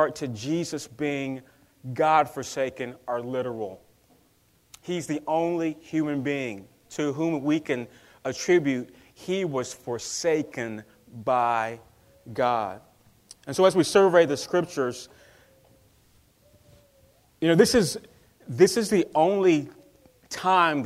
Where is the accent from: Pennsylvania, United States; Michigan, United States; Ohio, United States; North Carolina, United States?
North Carolina, United States; I'm from North Carolina